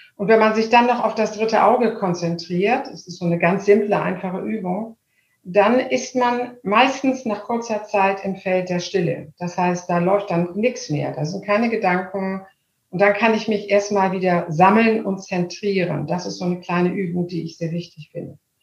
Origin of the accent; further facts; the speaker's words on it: Hamburg, Germany; also born or lived in Munich; Ich bin Hamburgerin und ähm, liebe Hamburg sehr